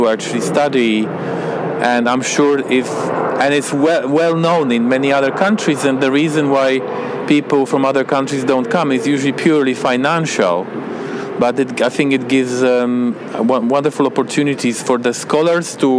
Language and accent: English; Poland; I'm an ethnobotanist from Poland